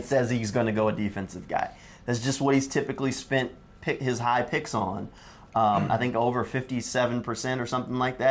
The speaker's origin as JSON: {"language": "English", "town": "New Orleans", "region": "Louisiana", "country": "United States", "said": "I'm from New Orleans"}